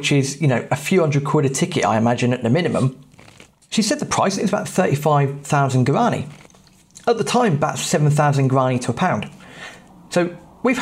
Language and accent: English; England, United Kingdom; Inglaterra. Soy inglés